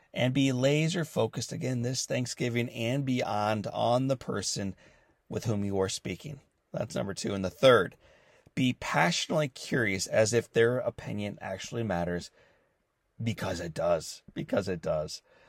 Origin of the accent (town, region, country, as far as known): St. Louis, Missouri, United States; born or raised there